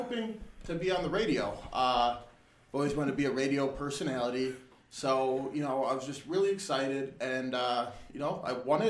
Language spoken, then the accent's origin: English; Chicago, Illinois, United States; Born and raised.